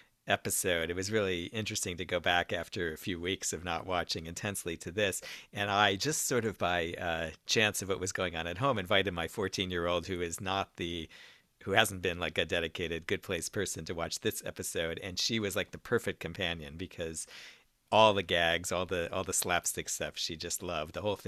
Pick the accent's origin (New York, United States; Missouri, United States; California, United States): New York, United States; I wondered as a New Yorker whether this resonated, this thing about the train